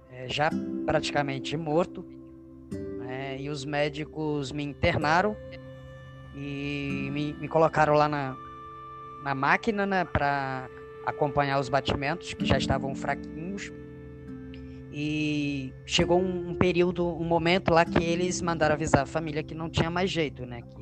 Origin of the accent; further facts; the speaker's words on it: Monte Formoso, Minas Gerais, Brazil; also born or lived in Jacarepaguá, Rio de Janeiro; now in Rio de Janeiro, Brazil; sou natural é, de Minas Gerais, uma cidade do interior em Monte Formoso. E meus pais eram, nós somos de uma família pobre, né? Uma família humilde, na verdade, né? Pobre é, não chega a ser pobre, mas era humilde, humilde.